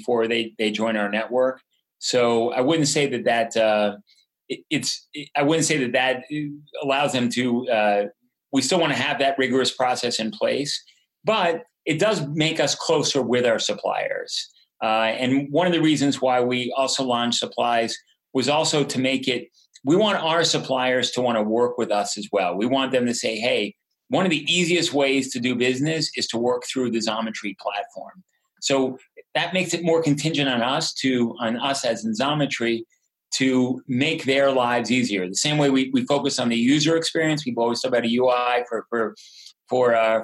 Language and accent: English; United States; As an American